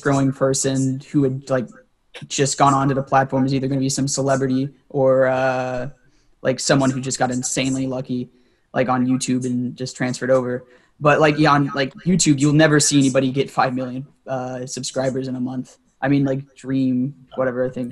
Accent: Atlanta, Georgia, United States; I'm from the metro Atlanta area

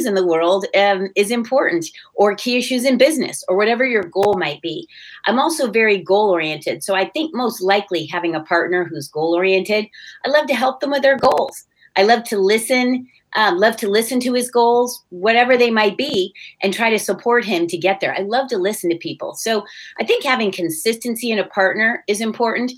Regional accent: California, United States; also born or lived in Netherlands; I was born in Holland, came to California relatively young

